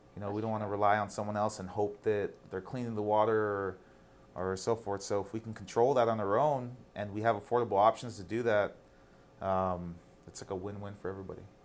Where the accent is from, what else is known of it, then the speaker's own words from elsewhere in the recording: El Paso, Texas, United States; I'm from El Paso